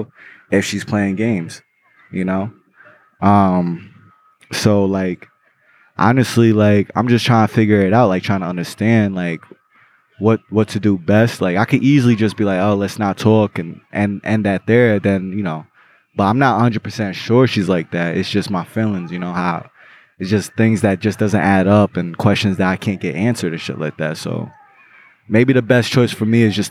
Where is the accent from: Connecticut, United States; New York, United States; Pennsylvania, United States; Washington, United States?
New York, United States; New York City; I was born in Brooklyn